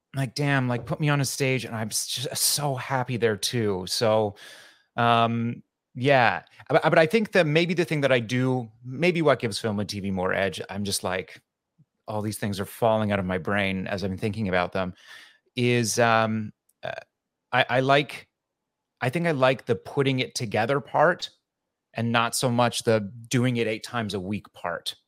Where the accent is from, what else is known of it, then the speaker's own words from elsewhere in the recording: Medicine Hat, Alberta, Canada; moved away as an adult; now in New York, United States; I grew up near Calgary in a little city called Medicine Hat